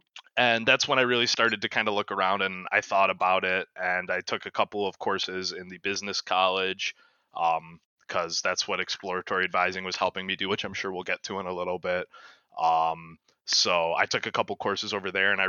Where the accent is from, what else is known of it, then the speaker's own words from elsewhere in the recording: Macomb, Michigan, United States; moved away as an adult; now in Kalamazoo, United States; I'm also from the Macomb, Michigan